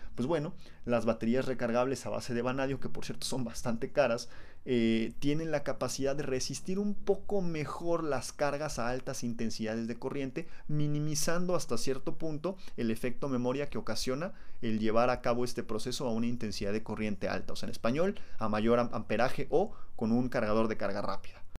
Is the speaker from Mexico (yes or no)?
yes; Mexico; los mexicanos somos tan pero tan perros que elegimos dónde nacemos